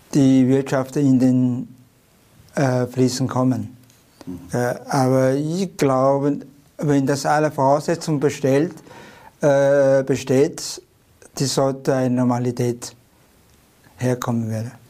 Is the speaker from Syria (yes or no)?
no; China; German is a second language; now in Tyrol, Austria; China ist mein Mutterland